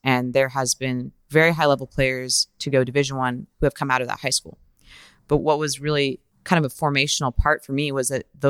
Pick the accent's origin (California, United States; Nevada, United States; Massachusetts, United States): Nevada, United States; Reno; now in Sacramento, United States; So I was born and raised in Reno, Nevada. I played youth soccer there. I'm from a family of seven children. I'm the oldest.